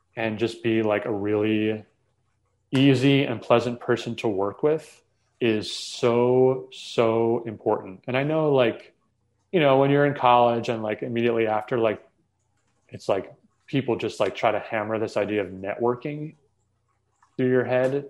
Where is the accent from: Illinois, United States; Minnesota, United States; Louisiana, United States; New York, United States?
New York, United States; New York metro area, United States; I grew up in the New York metro area